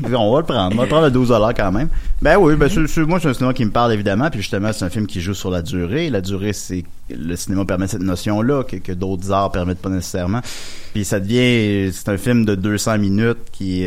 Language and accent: French; Charny, Quebec, Canada; moved away as an adult; also born or lived in Montreal; je suis arrivé à Montréal à 20 ans, puis j'avais un club vidéo proche chez nous, puis il y avait tout, parce que je viens de Charny, ça arrive ça de Québec